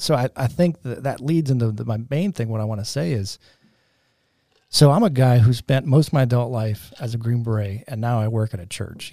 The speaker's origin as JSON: {"language": "English", "region": "Michigan", "country": "United States", "tie": "born or raised there", "also_born_or_lived": "North Carolina", "moved": "as an adult", "said": "we grew up in Michigan, and now we're living in North Carolina as nineteen year olds"}